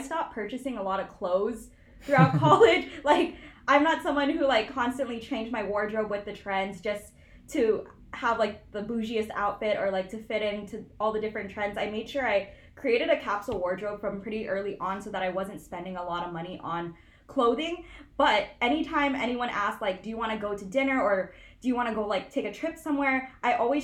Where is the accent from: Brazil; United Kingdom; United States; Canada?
United States; Hawaii; moved away as an adult; also born or lived in Los Angeles; I was born and raised in Hawaii. All like 18 years of my life